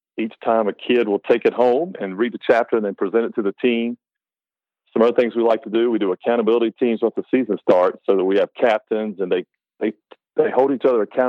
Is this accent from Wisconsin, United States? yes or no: no; North Carolina, United States; moved away as an adult; now in Kentucky, United States; I grew up in North Carolina